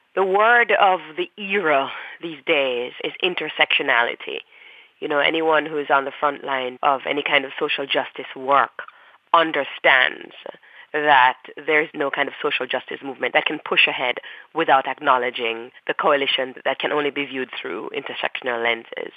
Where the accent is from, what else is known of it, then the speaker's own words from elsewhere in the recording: Jamaica; moved away as an adult; now in United States; being Jamaican and what it meant to be queer and Jamaican at the same time